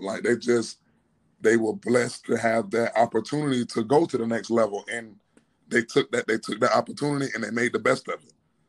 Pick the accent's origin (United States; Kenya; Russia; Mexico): United States; Florida; moved away; he's from my hometown.